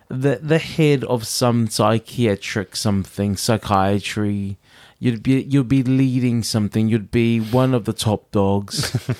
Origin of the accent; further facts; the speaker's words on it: New York, United States; I'm from New York, bitch. I'm from New York.